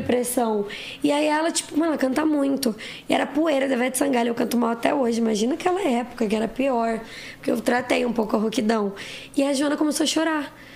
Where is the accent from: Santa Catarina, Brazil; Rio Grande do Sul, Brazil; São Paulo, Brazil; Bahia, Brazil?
São Paulo, Brazil; Osasco; also born or lived in Santana, São Paulo; eu nasci em Osasco